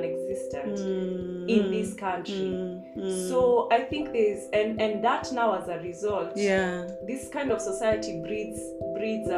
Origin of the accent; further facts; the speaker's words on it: Kenya; I'm going to talk as a Kenyan artist